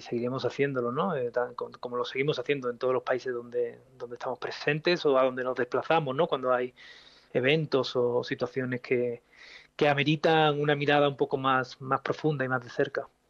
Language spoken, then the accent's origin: Spanish; Spain; moved away; mi país de origen, como España